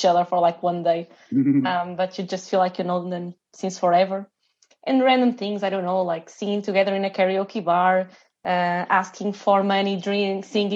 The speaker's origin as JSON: {"language": "English", "country": "Portugal", "said": "we are from Portugal."}